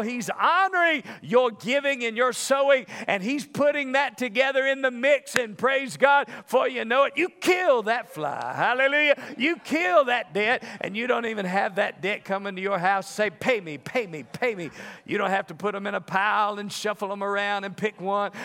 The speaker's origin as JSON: {"language": "English", "region": "the South", "country": "United States", "moved": "yes", "lives_now": "Las Vegas, United States", "said": "I'm from the South."}